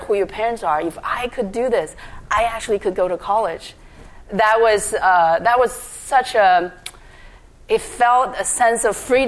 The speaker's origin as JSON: {"language": "English", "country": "China", "tie": "born or raised there", "also_born_or_lived": "Paris / Hawaii", "second_language": "English", "moved": "as an adult", "lives_now": "United States", "said": "I grew up in China. I grew up in the time that's Cultural Revolution"}